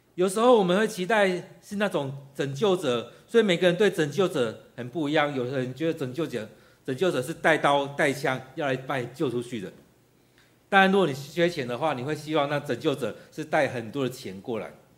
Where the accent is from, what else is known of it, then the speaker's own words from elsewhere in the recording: Taiwan; 其实我们台湾人也常这样子，缺什么就埋怨什么